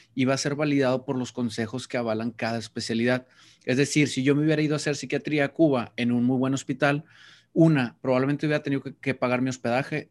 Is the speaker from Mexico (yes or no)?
yes; Mexico; un título que valiera en mi país